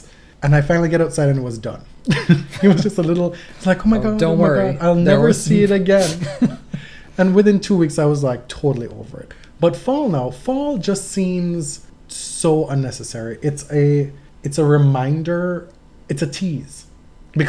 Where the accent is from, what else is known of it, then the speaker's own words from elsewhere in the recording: Jamaica; moved away; I grew up in Jamaica.